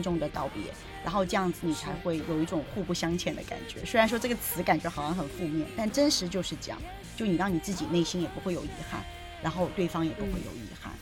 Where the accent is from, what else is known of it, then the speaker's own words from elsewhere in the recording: southern China, China; now in Beijing, China; 因为我是南方人